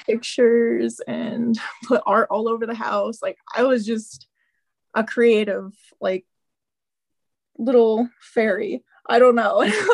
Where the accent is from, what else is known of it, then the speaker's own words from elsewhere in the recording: Southern Illinois, United States; I grew up in Southern Illinois